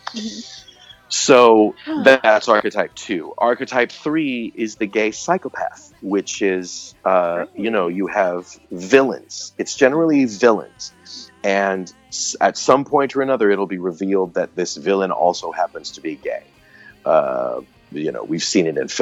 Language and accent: English; Texas, United States; I grew up in Texas in the 70s and 80s